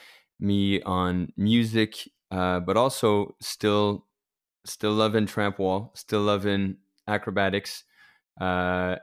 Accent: Montreal, Quebec, Canada; moved away as an adult; also born or lived in Cancun, Mexico; I'm from Montreal, Canada

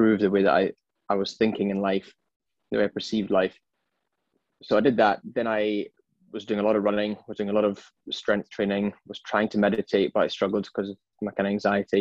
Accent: Edinburgh, Scotland, United Kingdom; moved away as an adult; also born or lived in London; now in Sydney, Australia; So I am originally from Edinburgh and now I'm based in sunny Sydney

